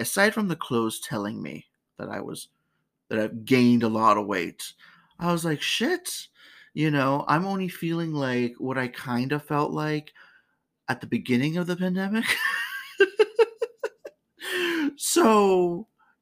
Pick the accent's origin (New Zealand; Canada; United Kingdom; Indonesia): Canada; my home country